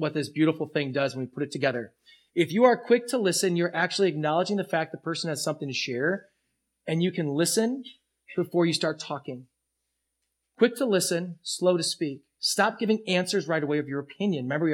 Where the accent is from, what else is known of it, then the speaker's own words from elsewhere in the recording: United States; as American Christians